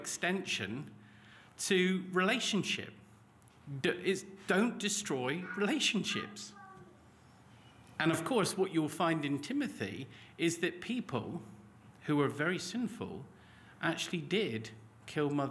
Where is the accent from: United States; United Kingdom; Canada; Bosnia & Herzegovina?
United Kingdom; Cornwall, South West England; moved away as an adult; also born or lived in Lancashire; I grew up in Cornwall, and there's lots of cliffs